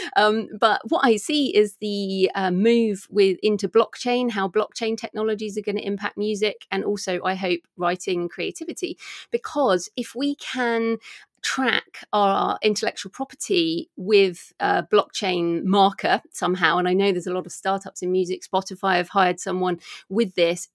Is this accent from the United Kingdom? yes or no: yes; United Kingdom; I'm a British woman